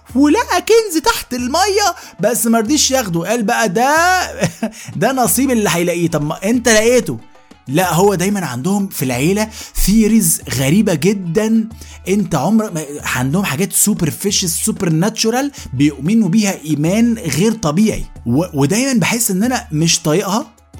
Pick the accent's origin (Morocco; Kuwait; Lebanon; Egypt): Egypt; احنا كمصريين